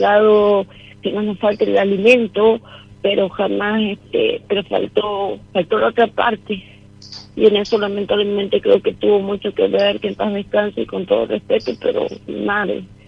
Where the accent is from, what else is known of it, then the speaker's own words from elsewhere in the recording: San Miguel de Tucumán, Tucumán, Argentina; De San Miguel de Tucumán.